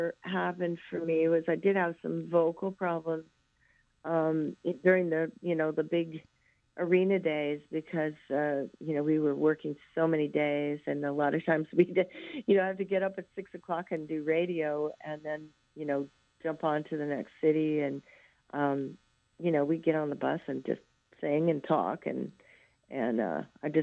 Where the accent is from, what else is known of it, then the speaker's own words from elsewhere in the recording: a little town outside of Moline, Illinois, United States; moved away; I grew up in a little cornfield town outside of Moline, Illinois